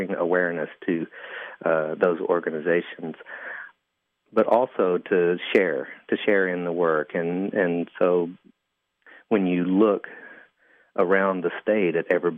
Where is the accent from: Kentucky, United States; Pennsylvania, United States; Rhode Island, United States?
Kentucky, United States; Van Lear; moved away as an adult; now in Lexington, United States; I grew up in Johnson County, and which is the county seat is Paintsville, and I grew up in a historic little coal camp there called Van Leer